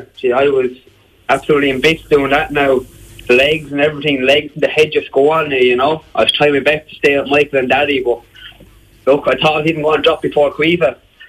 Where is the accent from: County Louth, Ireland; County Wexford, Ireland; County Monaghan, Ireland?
County Wexford, Ireland; Marshallstown; Marshallstown, yeah.